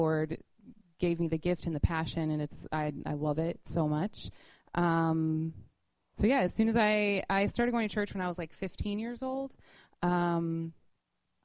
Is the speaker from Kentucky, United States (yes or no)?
yes; Louisville, Kentucky, United States; moved away as an adult; now in New York, United States; We're both from Louisville, Kentucky